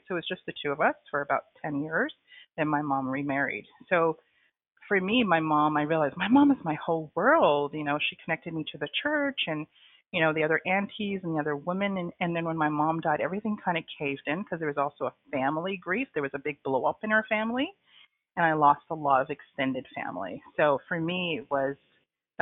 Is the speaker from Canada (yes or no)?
yes; Toronto, Ontario, Canada; moved away as an adult; also born or lived in Trinidad; now in Kingston, Canada; So I was born in Trinidad. I came to Canada when I was 6 years old. And then most of my life I grew up in Toronto